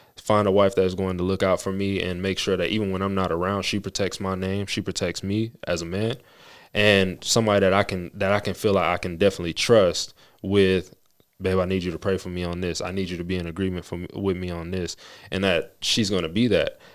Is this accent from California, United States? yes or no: no; Las Vegas, Nevada, United States; We both were born and raised in Las Vegas